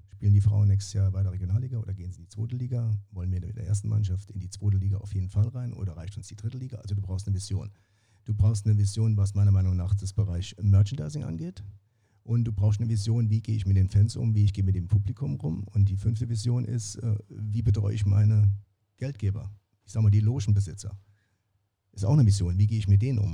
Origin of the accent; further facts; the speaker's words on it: Saarbrücken, Saarland, Germany; ich bin ja Saarbrücker